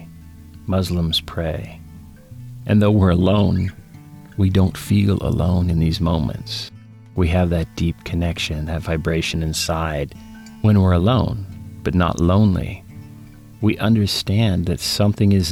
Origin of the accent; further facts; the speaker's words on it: United States; I'm an American